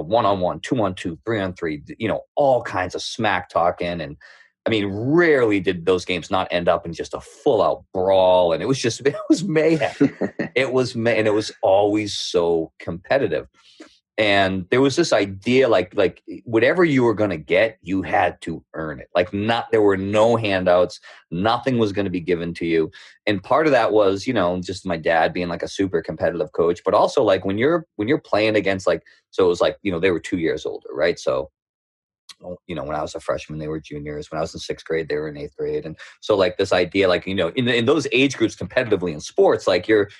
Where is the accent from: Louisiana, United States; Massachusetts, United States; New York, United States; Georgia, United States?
Massachusetts, United States; Middleton; accent: thick Boston; also born or lived in Houston, Texas; I grew up on the North Shore. I grew up in a small town called Middleton. Now that I'm talking back, my accent will probably come out a little thicker.